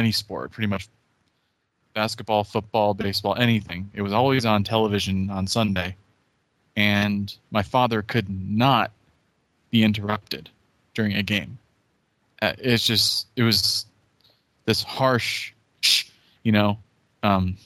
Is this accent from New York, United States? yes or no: no; Northern New Jersey, United States; I was born in Northern New Jersey